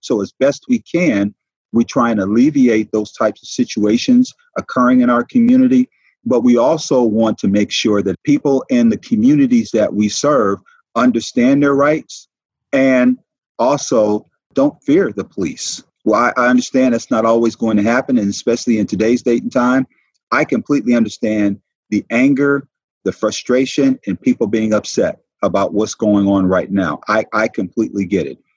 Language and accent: English; Detroit, Michigan, United States; also born or lived in Peoria, Arizona; now in Savannah, United States; growing up in Detroit